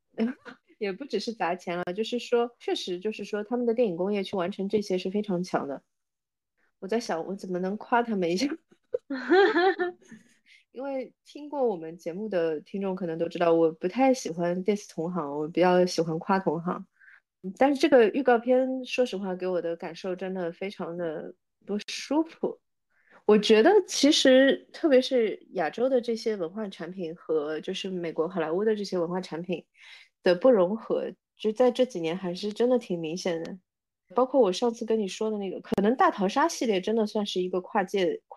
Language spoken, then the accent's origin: Chinese; China; 我们中国人